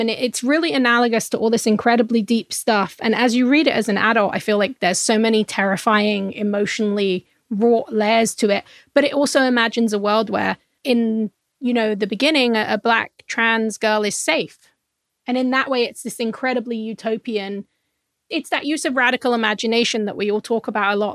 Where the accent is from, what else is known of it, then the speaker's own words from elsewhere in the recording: England, United Kingdom; I'm from England